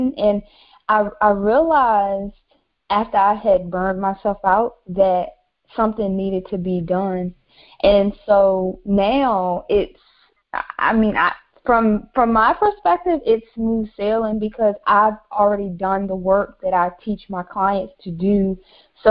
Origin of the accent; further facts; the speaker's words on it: Virginia, United States; now in Raleigh, United States; So originally I'm from Virginia. I now reside in Raleigh